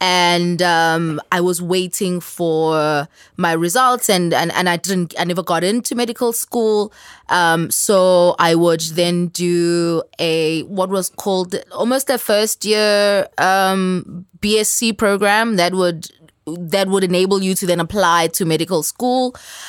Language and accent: English; Durban, KwaZulu-Natal, South Africa; I'm originally from Durban. I'm a scientist, like he said, at least that's what I do.